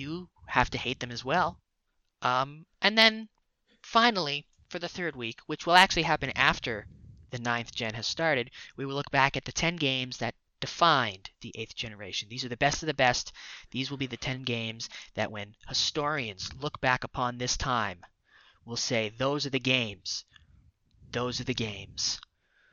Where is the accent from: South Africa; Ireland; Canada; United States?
Canada; we are Canadian.